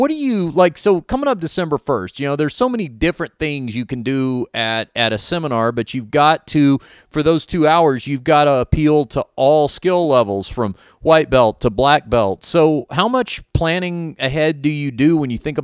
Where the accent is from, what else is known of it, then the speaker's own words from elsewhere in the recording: United States; accent: American; my dumb American accent